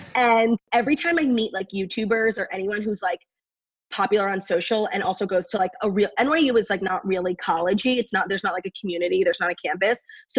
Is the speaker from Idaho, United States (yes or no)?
no; New York City, New York, United States; In New York, in the city. I went to college in the city, and now I live here. So I really never left.